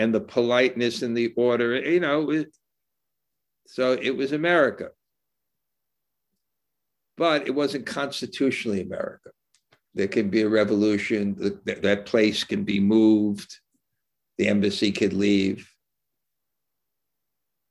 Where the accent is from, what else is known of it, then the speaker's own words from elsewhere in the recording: United States; moved away; also born or lived in India; as an American